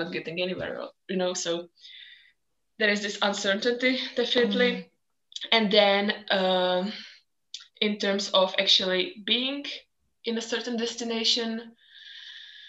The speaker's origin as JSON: {"language": "English", "country": "Czechia", "also_born_or_lived": "Scotland / Belgium / Barcelona", "moved": "as an adult", "said": "I'm originally from the Czech Republic"}